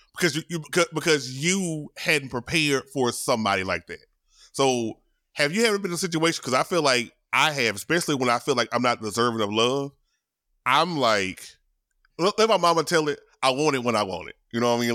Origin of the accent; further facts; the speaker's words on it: Shreveport, Louisiana, United States; my hometown, shout out to Shreveport.